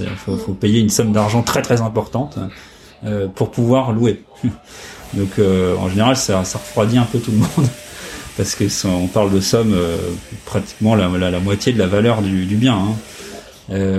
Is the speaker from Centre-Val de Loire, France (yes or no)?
no; Compiègne, Hauts-de-France, France; je suis né euh, dans l'Oise, à Compiègne